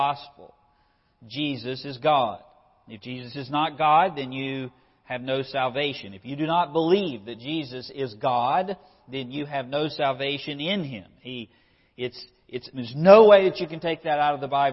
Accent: United States; as an American

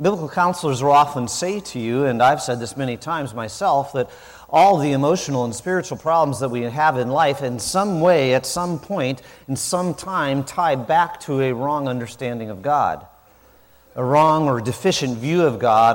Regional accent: South Dakota, United States; moved away; I didn't grow up in the South, I grew up in South Dakota

